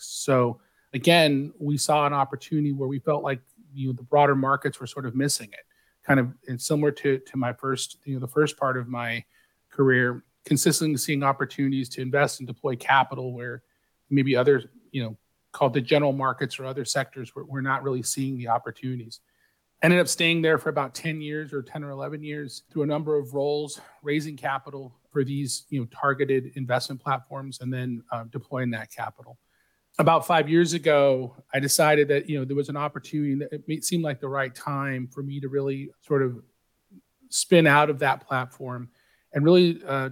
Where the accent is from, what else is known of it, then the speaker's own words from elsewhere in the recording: San Diego, California, United States; I grew up in San Diego